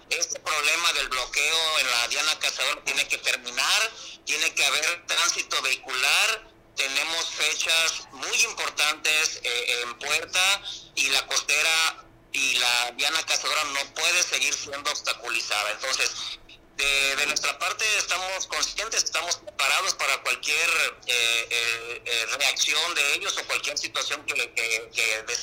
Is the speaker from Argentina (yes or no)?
no; Acapulco, Guerrero, Mexico; somos nacidos aquí en Acapulco